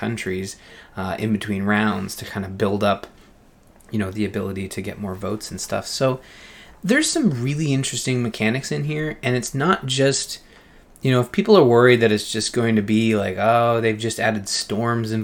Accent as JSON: {"language": "English", "country": "Canada", "said": "being Canadian"}